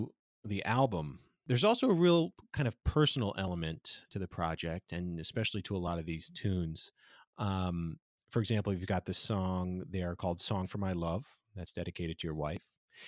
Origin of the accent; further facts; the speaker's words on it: South Florida, United States; I grew up in South Florida